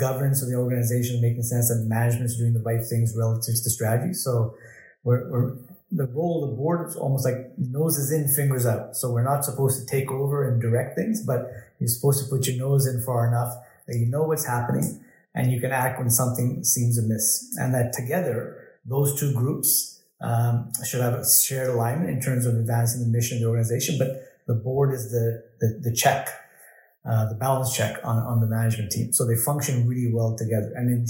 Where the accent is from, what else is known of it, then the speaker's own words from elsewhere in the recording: Pakistan; born there; I was born in Pakistan.